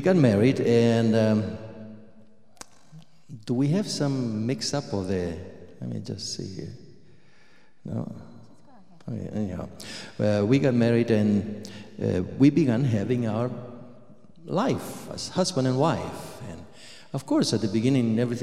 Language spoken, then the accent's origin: English; Argentina; moved away; I was born in Argentina